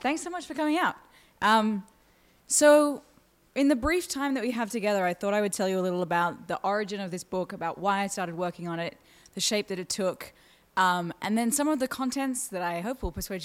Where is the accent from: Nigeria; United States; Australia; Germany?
Australia; you can hear my accent, I'm from Australia